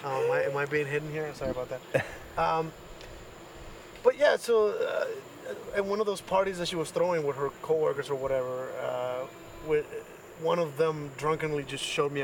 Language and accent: English; Austin, Texas, United States; also born or lived in Mexico City, Mexico; I am a magician from Austin. I was born in Mexico City. My mom married some douchebag. I beat him up. I escaped, kind of. My mom basically sent me to my dad here in Austin.